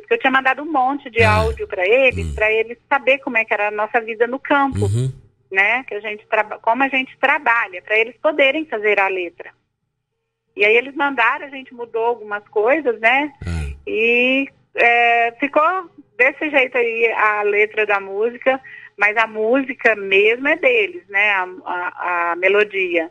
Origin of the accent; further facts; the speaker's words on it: Ipuã, São Paulo, Brazil; moved away as an adult; now in Goiás, Brazil; Eu nasci em São Paulo, né, na, no estado de São Paulo, em Ipuã, uma cidade ali